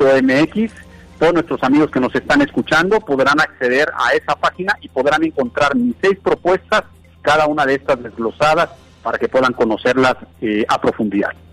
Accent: Puebla, Mexico; yo soy un poblano, soy un comerciante, soy un empresario de toda la vida aquí en Puebla.

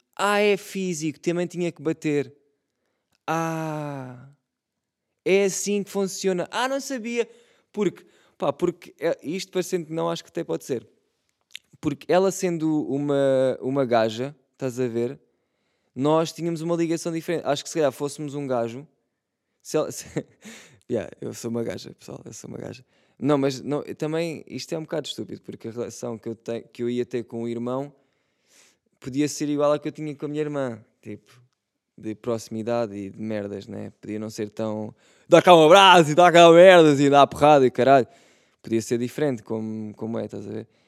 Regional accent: Setúbal, Portugal; Eu sou de Setúbal também

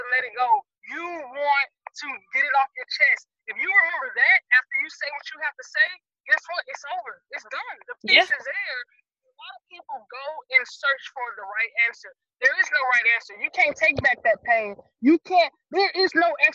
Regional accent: Dallas, Texas, United States; moved away as an adult; now in Seattle, United States; I'm from Dallas, Texas, and I'm a Navy

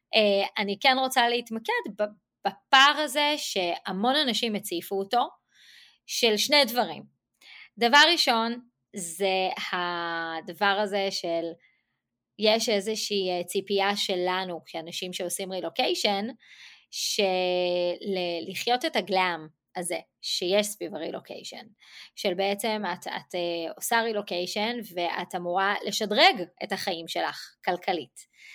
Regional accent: Israel; now in United States; אני ישראלית ואני עובדת בעברית עם ישראליות

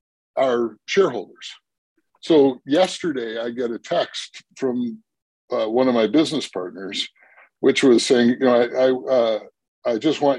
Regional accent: Milwaukee, Wisconsin, United States; now in Minnesota, United States; I am not from Minnesota originally. Okay. Though I'm from Milwaukee

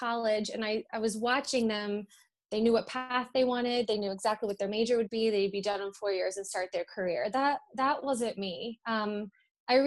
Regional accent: Hilliard, Ohio, United States; also born or lived in Massachusetts; I was born in Massachusetts, and then we moved here when I was two, and we lived and grew up in Hilliard, my sister

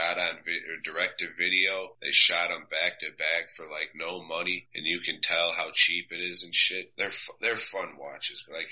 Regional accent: Chicago, Illinois, United States; now in Texas, United States; I'm from Chicago

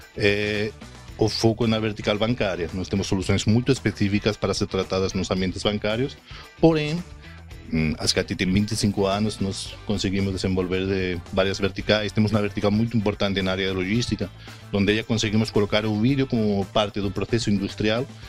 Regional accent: Spain; Portuguese is a second language; moved away as an adult; now in Brazil; eu sou espanhol, acho que dá para ver nesse sotaque quase perfeito.

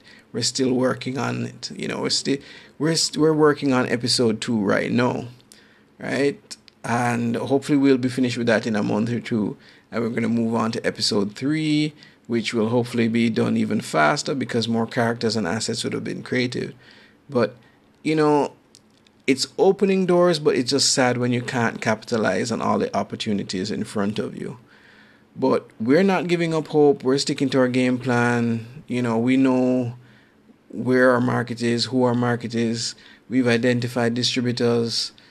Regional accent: Jamaica; I'm from Jamaica.

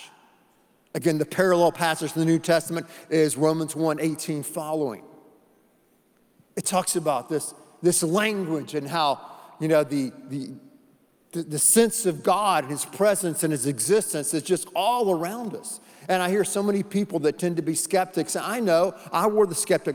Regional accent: North Carolina, United States; When I was a little boy, we grew up in North Carolina in the Smoky Mountains.

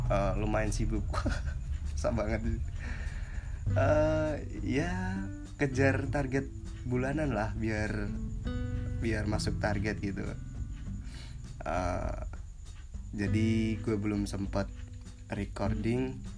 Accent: Pekalongan, Central Java, Indonesia; soalnya gini di uh, di daerah gue di Pekalongan nih lagi musim transisi gitu

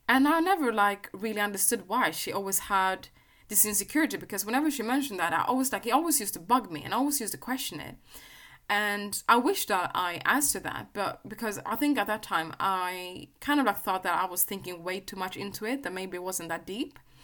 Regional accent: Sweden; I was growing up in Sweden

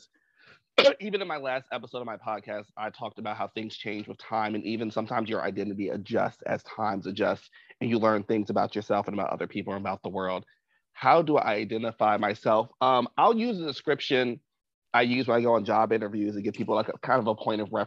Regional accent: New Jersey, United States; also born or lived in Washington Heights, Manhattan, New York; now in New York, United States; I'm originally from New Jersey. I currently live in Washington Heights in Manhattan.

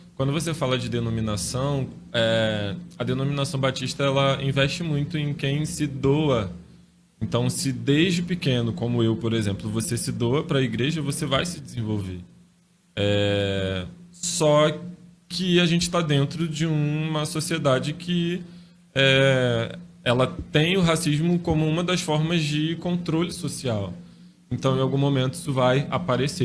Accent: Nilópolis, Rio de Janeiro, Brazil; eu sou de Nilópolis, Baixada Fluminense, no estado do Rio de Janeiro

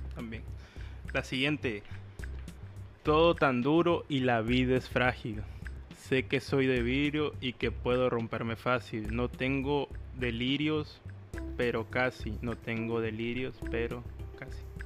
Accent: Veracruz, Mexico; accent: cantadito; Veracruz, mi hermoso puerto

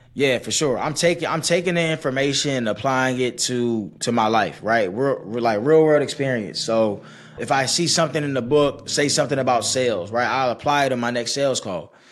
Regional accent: Stone Mountain, Georgia, United States; I'm from Snow Mountain, Georgia.

